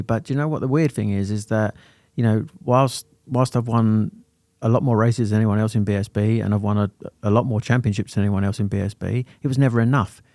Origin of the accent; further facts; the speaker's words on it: Sittingbourne, South East England, United Kingdom; also born or lived in Lambeth, London; I was adopted and taken to Sittingbourne in Kent